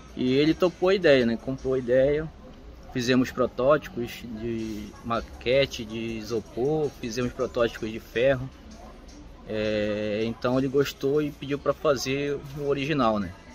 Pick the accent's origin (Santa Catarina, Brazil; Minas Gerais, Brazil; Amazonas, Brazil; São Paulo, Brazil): Amazonas, Brazil; Parintins; sou de Paritins